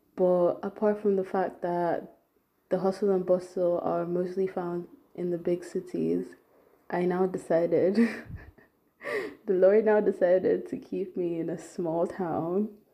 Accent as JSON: {"language": "English", "country": "Nigeria", "tie": "born or raised there", "moved": "as an adult", "lives_now": "Germany", "said": "I was bo- um, born and brought up in Nigeria"}